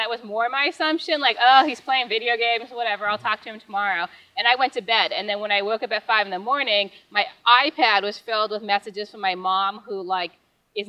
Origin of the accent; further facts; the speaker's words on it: Upper Peninsula, Michigan, United States; Small town, Upper Peninsula, Michigan, so I'm a youper.